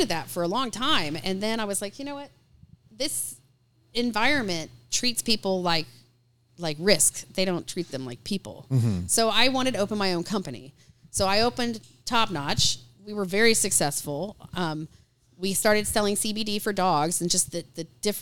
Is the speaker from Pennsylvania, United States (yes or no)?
no; Austin, Texas, United States; now in Raleigh, United States; I grew up in Austin, Texas, and it was a big deal down there